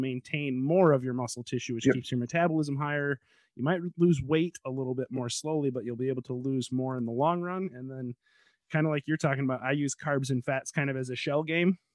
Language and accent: English; Chicago, Illinois, United States; moved away; I grew up there.